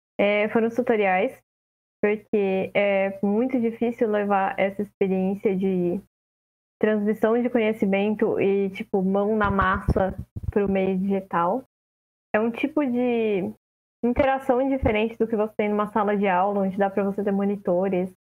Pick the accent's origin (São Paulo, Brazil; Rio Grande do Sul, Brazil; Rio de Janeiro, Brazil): São Paulo, Brazil; interior of; eu sou do interior de São Paulo